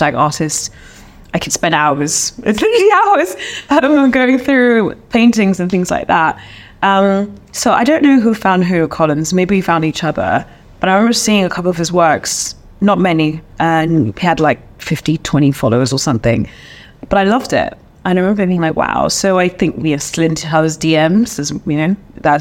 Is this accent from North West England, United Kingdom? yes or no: no; London, United Kingdom; moved away as an adult; now in Accra, Ghana; I'm a Londoner.